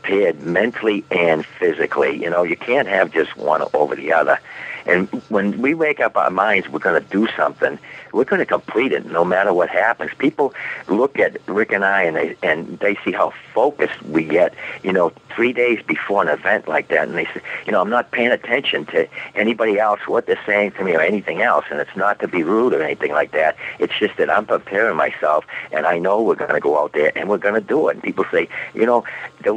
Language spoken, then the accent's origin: English; Boston, Massachusetts, United States; we're from Boston